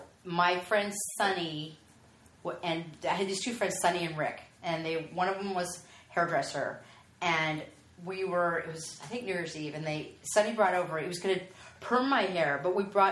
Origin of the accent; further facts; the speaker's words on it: the Valley, California, United States; accent: Valley Girl; I grew up in the Valley.